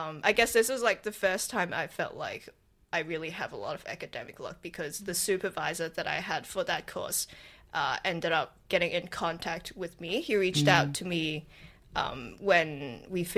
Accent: Hong Kong; now in Australia; I'm from Hong Kong

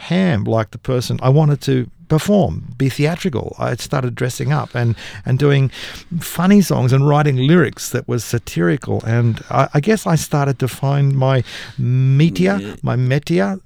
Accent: Nowra, New South Wales, Australia; I grew up in Nowra

